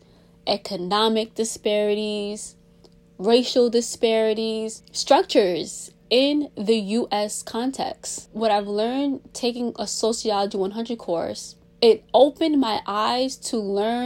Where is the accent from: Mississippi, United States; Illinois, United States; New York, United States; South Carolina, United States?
New York, United States; New York City; also born or lived in Washington, D.C.; I'm from Brooklyn, New York. I was raised in New York City, raised practically my whole life since an infant in Brooklyn.